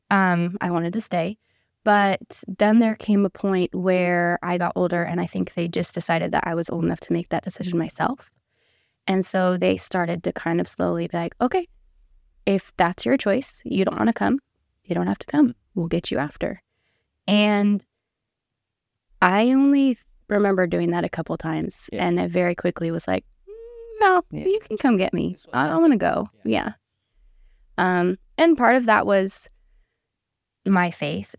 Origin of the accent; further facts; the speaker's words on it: Auburn, California, United States; moved away as an adult; now in Tennessee, United States; I was born and raised in Auburn, California